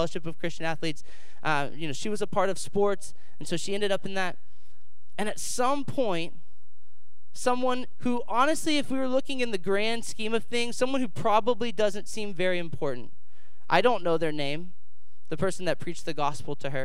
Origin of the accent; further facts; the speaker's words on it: Dayton, Ohio, United States; I'm here from Dayton, Ohio, born and raised, local boy